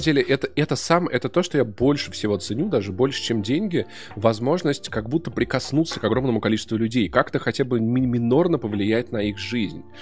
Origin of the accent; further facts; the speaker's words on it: Voronezh, Voronezh Oblast, Russia; moved away; also born or lived in Sokolniki, Moscow; я просто пацан из Воронежа, ну жил вот в школе, учился так себе